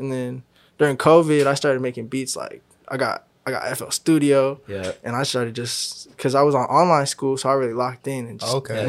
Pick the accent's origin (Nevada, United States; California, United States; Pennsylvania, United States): California, United States; Sacramento; also born or lived in Woodland, California; I'm born in Woodland, California, and raised in Sacramento.